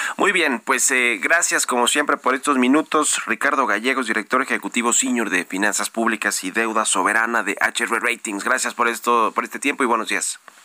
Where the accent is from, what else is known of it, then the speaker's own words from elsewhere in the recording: Mexico City, Mexico; yo soy de aquí de la Ciudad de México